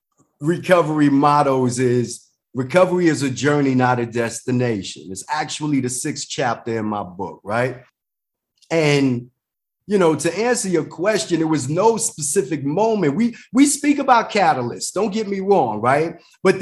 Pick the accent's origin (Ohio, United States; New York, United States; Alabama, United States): New York, United States; New York City; I'm from the Bronx, New York